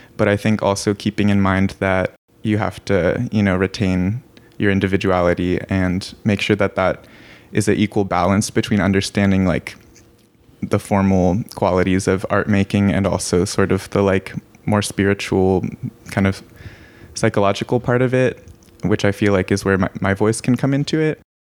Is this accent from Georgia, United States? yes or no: no; Santa Cruz, California, United States; I'm from Santa Cruz, California